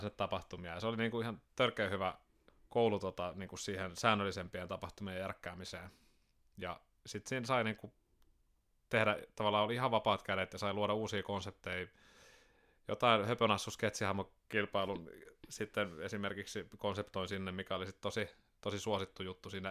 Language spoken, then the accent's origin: Finnish; Sastamala, Pirkanmaa, Finland; also born or lived in Seinäjoki, Finland; now in Turku, Finland; muutettiin sieltä tuonne Sastamalaan, kun mä olin seitsemän